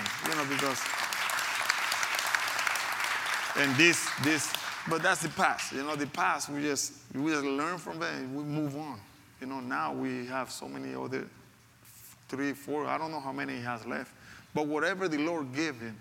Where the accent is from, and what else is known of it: Panama; first language Spanish; English is a second language; moved away as an adult